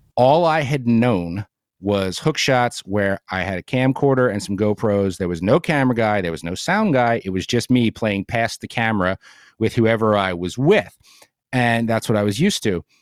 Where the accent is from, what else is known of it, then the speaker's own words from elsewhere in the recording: New Jersey, United States; moved away as an adult; now in Bucks County, Pennsylvania, United States; I grew up in Jersey, so I grew up salty